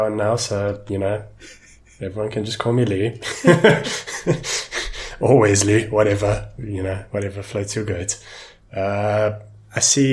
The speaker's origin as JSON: {"language": "English", "country": "South Africa", "said": "I'm from South Africa"}